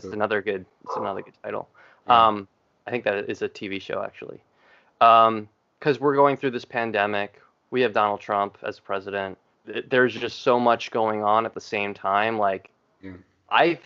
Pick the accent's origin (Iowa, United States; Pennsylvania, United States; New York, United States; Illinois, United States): New York, United States; Long Island; And I grew up in New York. I grew up in Long Island